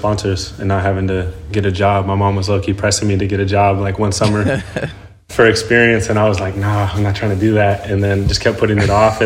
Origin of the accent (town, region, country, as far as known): Sacramento, California, United States; born or raised there; also born or lived in San Jose, California / Las Vegas, Nevada